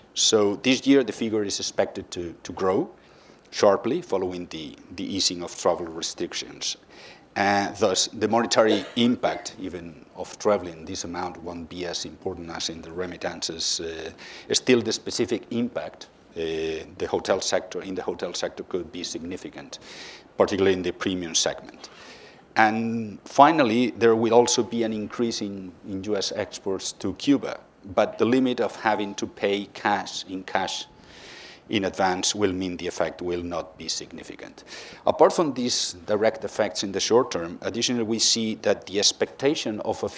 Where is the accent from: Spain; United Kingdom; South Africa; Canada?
Spain; Madrid, Community of Madrid; Okay, we are a bank of Spanish origin, as you said. I come from Madrid, but we have quite a wide international presence.